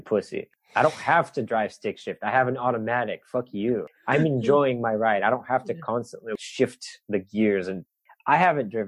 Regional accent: Bulgaria; now in United States; from Bulgaria

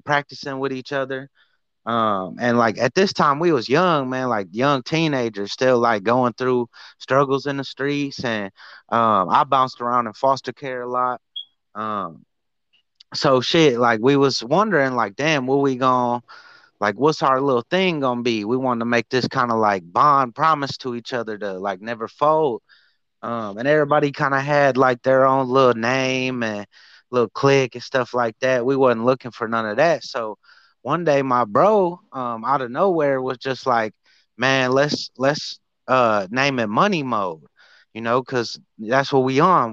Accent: Detroit, Michigan, United States; I'm from Detroit, Michigan.

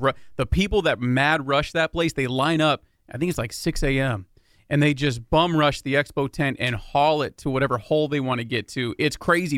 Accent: Higley Road, East Valley, Arizona, United States; Higley Road. That's my that's my hometown. That's my home.

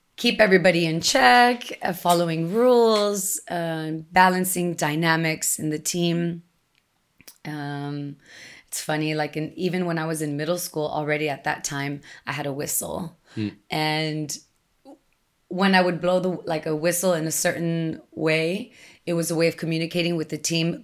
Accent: Texas, United States; English is a second language; moved away as an adult; also born or lived in Austin, Texas; I was living in my hometown on the border, and this was after I had already moved away and lived in Austin, Texas for some time

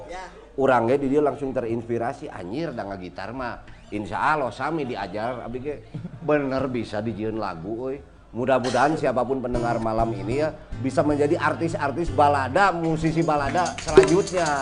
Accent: West Java, Indonesia; tapi karena saya orang Sunda, kita punya alat berkomunikasi

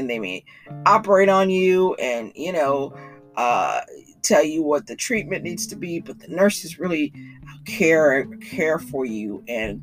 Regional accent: Chicago, Illinois, United States; also born or lived in Haiti; I'm from Chicago

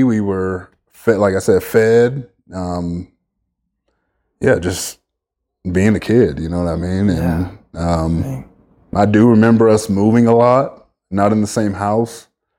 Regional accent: Las Vegas, Nevada, United States; also born or lived in Bellflower, California; now in Farmington, United States; I'm born and raised in Bellflower, California. I lived there for about 7-8 years and then moved to Las Vegas. And then lived there most of my life.

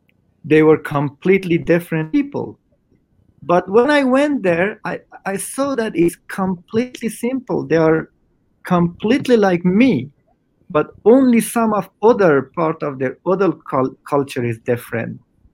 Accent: Afghanistan; I had to just tell them, okay, this is my blue ID, and see, I'm from Afghanistan.

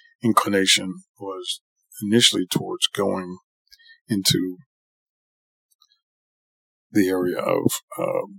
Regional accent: New York City, New York, United States; moved away as an adult; also born or lived in San Francisco, California; now in California, United States; I grew up in Jamaica, Queens. I'm originally a New Yorker.

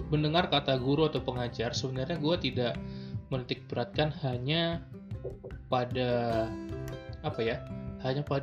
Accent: Medan, North Sumatra, Indonesia; moved away as an adult; now in Bandung, Indonesia; gue merasa gue pingin nanti di Bandung harus ngajar gitu ya gue akan merantau dari Medan ke Bandung

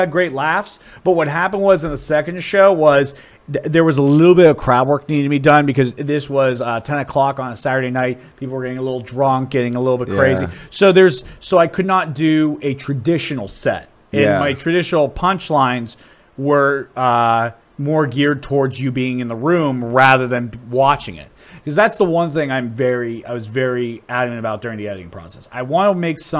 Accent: Youngstown, Ohio, United States; also born or lived in Dublin, Ohio; that's my hometown's newspaper

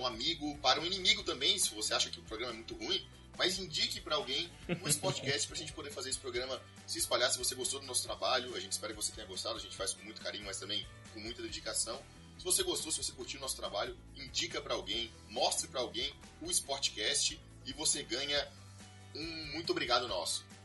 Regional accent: South Region, Brazil; como a grande maioria de nós somos aqui do Sul

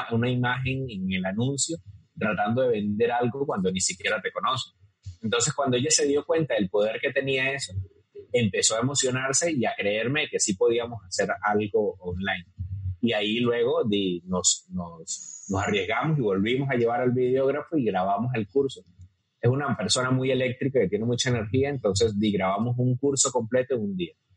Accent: Venezuela; moved away as an adult; now in Costa Rica; soy venezolano

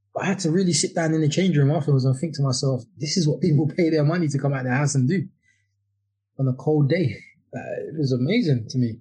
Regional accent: London, United Kingdom; moved away as an adult; now in Kent, United Kingdom; I, am living in Kent now, but I grew up in Deptford uh, for about 32 years

